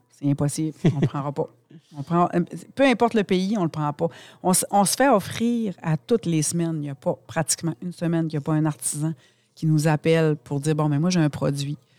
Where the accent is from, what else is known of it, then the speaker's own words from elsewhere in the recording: Saguenay, Quebec, Canada; en tant que Québécois, en tant que Canadien, en tant que Saguenayen